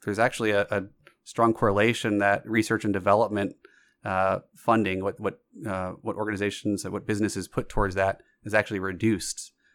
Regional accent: Georgia, United States; myself growing up in Georgia

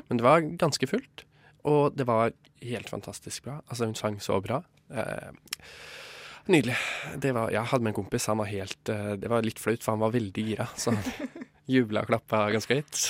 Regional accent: Hadeland, Innlandet, Norway; moved away; Da var jeg hjemme på Hadeland

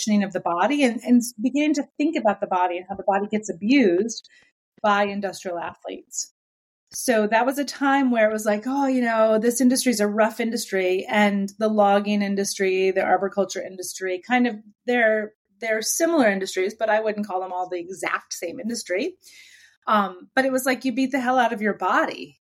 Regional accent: Warrensburg, New York, United States; It's called Warrensburg, is where I grew up

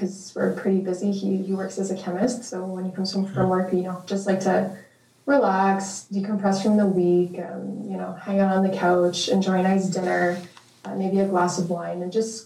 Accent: Saint-Lazare, Quebec, Canada; moved away as an adult; now in Montreal, Canada; I'm from Montreal. I was born and raised in Saint-Lazare.

